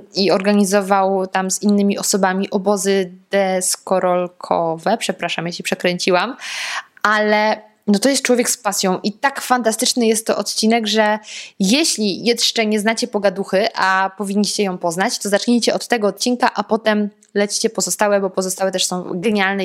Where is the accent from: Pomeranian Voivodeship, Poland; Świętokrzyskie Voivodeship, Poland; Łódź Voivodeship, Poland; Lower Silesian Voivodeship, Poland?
Lower Silesian Voivodeship, Poland; Ja pochodzę z Dolnego Śląska